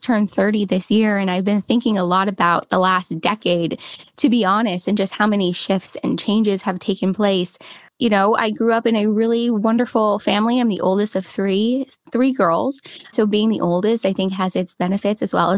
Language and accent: English; Los Angeles, California, United States; I'm from Los Angeles, California. Born and raised. I've been here my whole life